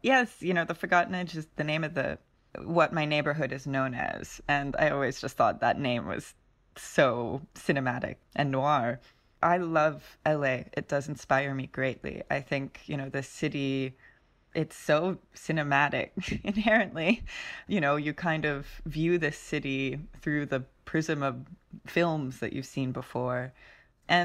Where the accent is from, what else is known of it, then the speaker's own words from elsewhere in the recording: Mullumbimby, New South Wales, Australia; also born or lived in Los Angeles; I grew up in Mullumbimby. I spent my formative years in Los Angeles and then we moved to Mullumbimby, Australia, which was quite a shock. It's inland from Byron Bay.